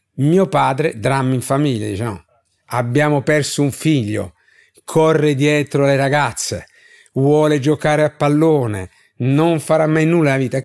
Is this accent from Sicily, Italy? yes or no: no; Bari, Apulia, Italy; pur vivendo in una città, Bari